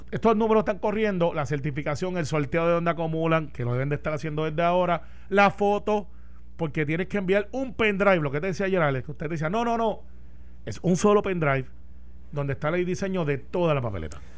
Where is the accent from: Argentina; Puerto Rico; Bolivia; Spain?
Puerto Rico; Como buen puertorriqueño.